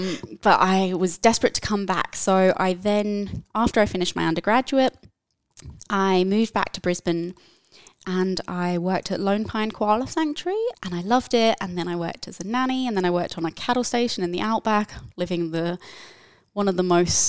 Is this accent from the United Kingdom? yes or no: yes; England, United Kingdom; But I'm actually from the UK, from the United Kingdom. I grew up near London, and I knew from a very early age that I wanted to work with animals, be it in any capacity.